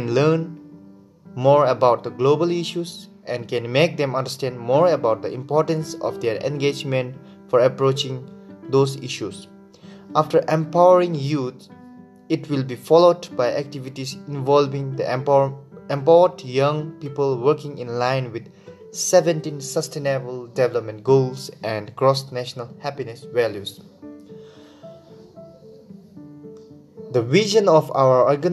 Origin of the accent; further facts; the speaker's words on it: Bhutan; from Bhutan